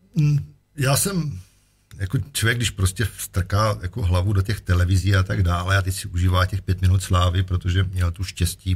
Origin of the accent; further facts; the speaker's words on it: Czechia; jsem Čech